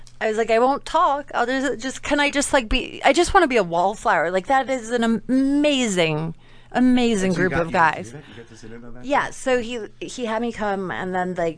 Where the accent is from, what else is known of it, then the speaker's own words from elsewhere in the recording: England, United Kingdom; moved away; I grew up in England